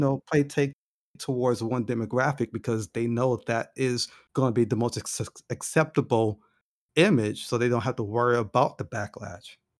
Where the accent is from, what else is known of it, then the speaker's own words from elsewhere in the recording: United States; being African American